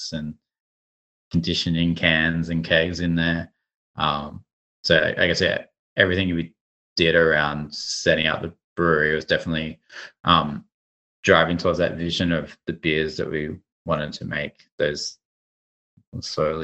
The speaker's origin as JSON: {"language": "English", "town": "Sydney", "region": "New South Wales", "country": "Australia", "also_born_or_lived": "New York / San Francisco", "moved": "as an adult", "said": "when we moved back to Sydney"}